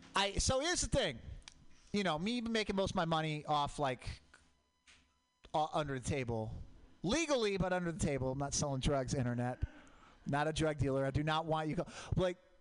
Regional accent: Portland, Oregon, United States; I grew up in Portland, Mount Hood, volcanic

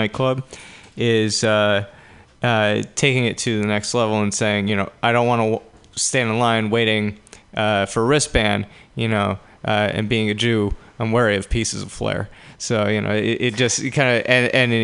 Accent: New Jersey, United States; I'm from Jersey

